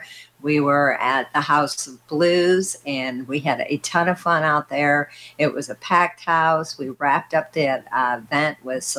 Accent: Missouri, United States; I'm from Missouri

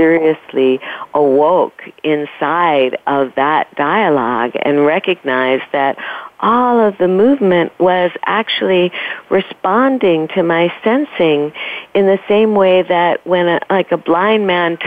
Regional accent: New York City, New York, United States; I grew up in New York City, I kept passing the lighthouse, which was at the very end of my street

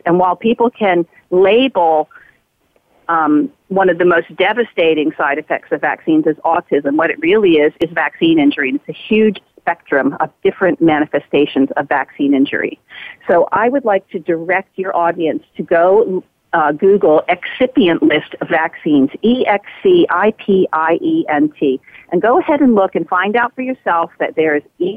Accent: United States; as a person growing up in the United States

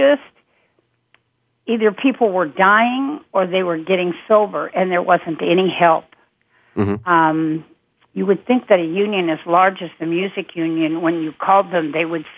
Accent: Wichita, Kansas, United States; I'm from Kansas, I'm from Wichita

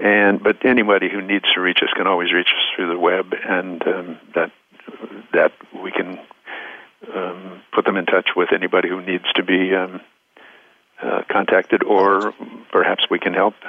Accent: West Hollywood, California, United States; also born or lived in Minnesota; I was raised here in West Hollywood, California, before it was a city. I came here from Minnesota with my folks when I was 2 years old, so I'm pretty much a Californian.

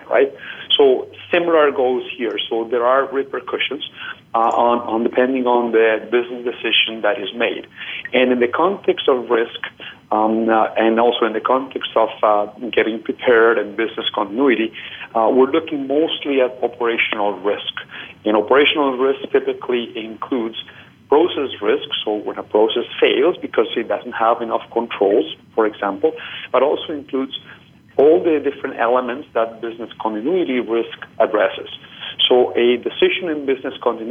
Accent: Colombia; moved away; I am originally from Colombia

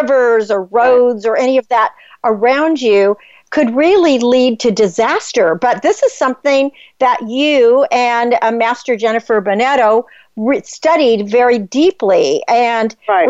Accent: California, United States; I'm from California.

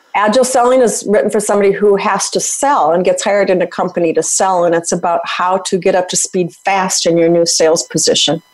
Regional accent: Minnesota, United States; I'm from Minnesota, hockey player

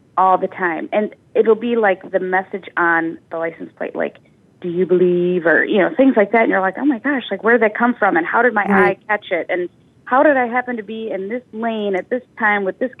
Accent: Midwest, United States; We grew up in the Midwest

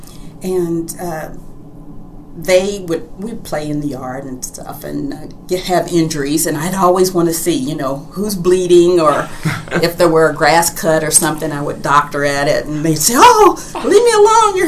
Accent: Louisville, Kentucky, United States; now in Houston, United States; I was born in Louisville, Kentucky, and my childhood was wonderful

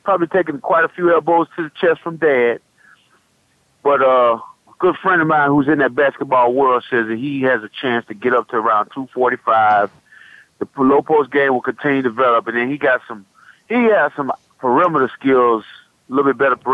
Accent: Fort Myers, Florida, United States; my hometown of Fort Myers

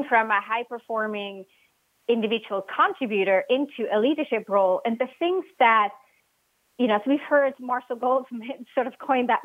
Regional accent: Switzerland; English is a second language; moved away; I was born and raised in Switzerland. You might pick up on my accent.

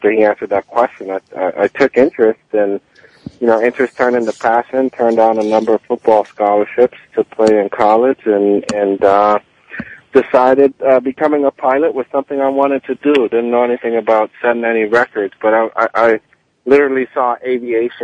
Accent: Miami, Florida, United States; also born or lived in Kingston, Jamaica; I was born in Jamaica and in Kingston, Jamaica, left at the age of six, moved to Miami and went to school in tough neighborhoods

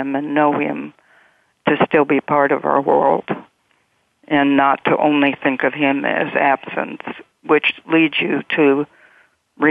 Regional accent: Midwest, United States; I grew up in the Midwest

